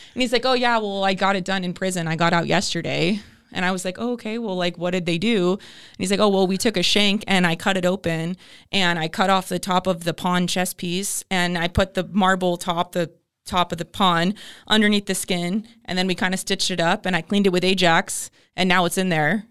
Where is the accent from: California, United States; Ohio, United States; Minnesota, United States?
California, United States; El Cajon; moved away as an adult; also born or lived in Ventura County, California; I grew up in El Cajon